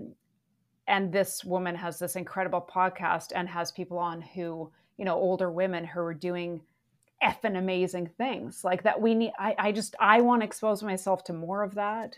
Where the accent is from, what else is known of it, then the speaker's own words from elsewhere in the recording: Vancouver, British Columbia, Canada; I did grow up in a rainforest